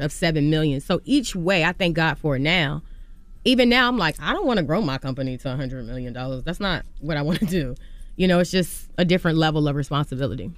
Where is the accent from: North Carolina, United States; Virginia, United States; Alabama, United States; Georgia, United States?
Virginia, United States; I'm from Virginia